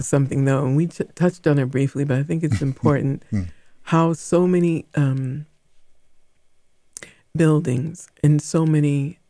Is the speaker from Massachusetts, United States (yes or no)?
yes; Boston, Massachusetts, United States; because I grew up in Boston. I mean, I've lived other places, but for the most part, I remember all of these places.